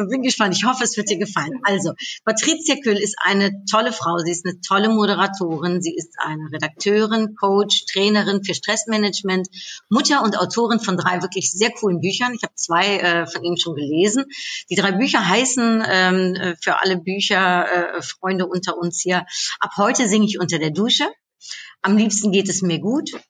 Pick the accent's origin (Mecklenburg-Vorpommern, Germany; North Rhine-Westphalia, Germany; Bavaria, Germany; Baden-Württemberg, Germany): North Rhine-Westphalia, Germany; Cologne; was ich natürlich äh, total cool finde als äh, Kölnerin und Karnevalsfreundin.